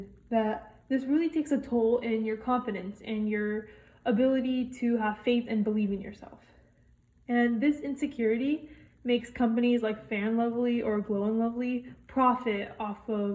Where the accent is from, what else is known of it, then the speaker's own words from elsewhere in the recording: United States; I'm a South Asian American